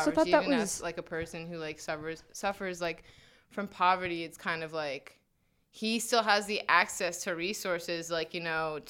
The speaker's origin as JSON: {"language": "English", "region": "New Jersey", "country": "United States", "said": "I'm from New Jersey, like a suburb of New York City."}